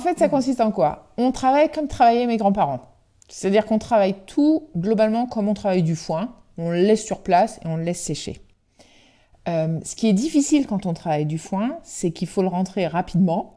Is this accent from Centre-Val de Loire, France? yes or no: no; Brittany, France; on est breton